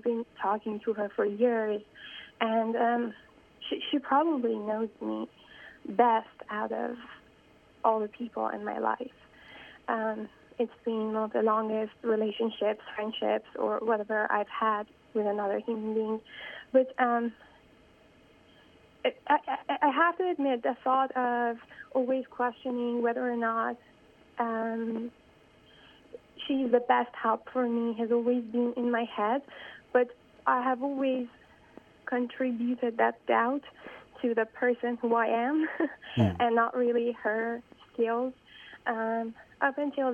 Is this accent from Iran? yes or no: yes; Iran; moved away as an adult; now in United States; I was born and raised in Iran, and then moved to the States about 5 years ago to pursue a graduate studies here in the U.S.